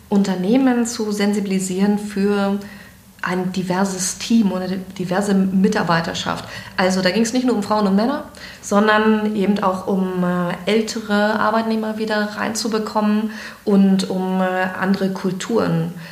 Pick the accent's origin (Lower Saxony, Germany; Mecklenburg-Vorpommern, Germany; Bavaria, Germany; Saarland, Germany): Mecklenburg-Vorpommern, Germany; Greifswald; born there; also born or lived in Frankfurt / Berlin / Hamburg; Ich bin in Greifswald geboren, habe dann in Straße studiert und bin weggegangen.